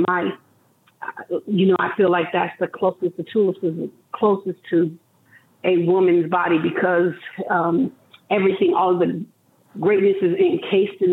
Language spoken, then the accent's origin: English; Las Vegas, Nevada, United States; me as a young girl growing up in Las Vegas